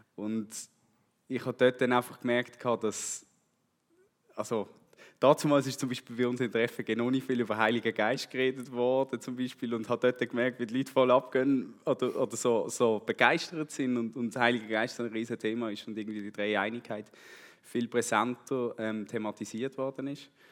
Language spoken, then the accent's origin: German; Switzerland; also born or lived in Brazil; ich bin hier in, in der Gemeinde eigentlich aufgewachsen mit Jungschi und, und Kigo und Teensklasse